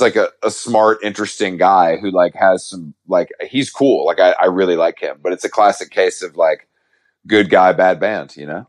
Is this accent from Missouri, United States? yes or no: no; Georgia, United States; moved away; I'm from the South